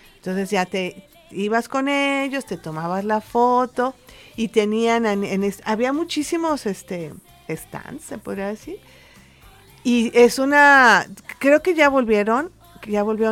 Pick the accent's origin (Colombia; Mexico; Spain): Mexico; Mexico City; nací en la Ciudad de México y en la Ciudad de México es muy fuerte la tradición